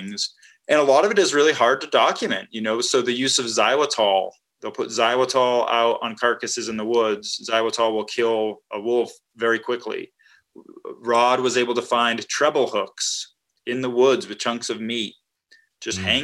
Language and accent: English; Massachusetts, United States; moved away; also born or lived in Wisconsin; I grew up in Massachusetts, so that maybe says something about me, but I've lived all over the country.